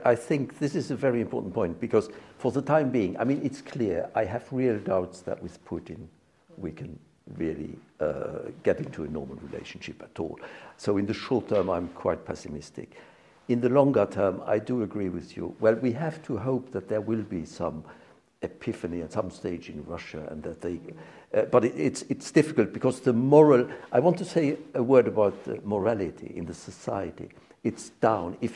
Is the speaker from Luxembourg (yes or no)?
yes; Luxembourg; English is a second language; it reminds me, since I come from Luxembourg